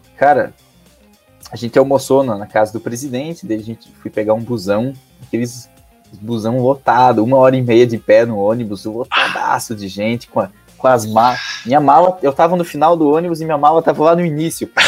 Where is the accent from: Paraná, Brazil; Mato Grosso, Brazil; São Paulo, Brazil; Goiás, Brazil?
Paraná, Brazil; Ponta Grossa; also born or lived in Brasília; sou aqui de Ponta Grossa, pertinho de Curitiba